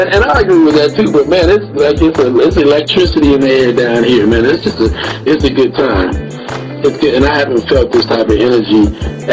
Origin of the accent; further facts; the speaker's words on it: Oklahoma City, Oklahoma, United States; moved away; also born or lived in Dallas-Fort Worth, Texas; I grew up in the Midwest or Southwest, whatever you want to call it, that down in Oklahoma where I'm from